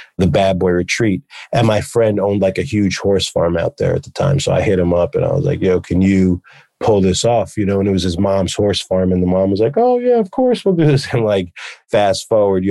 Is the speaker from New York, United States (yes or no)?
yes; New York City, New York, United States; also born or lived in the Hamptons; I moved from New York City to the Hamptons, was in my junior year of high school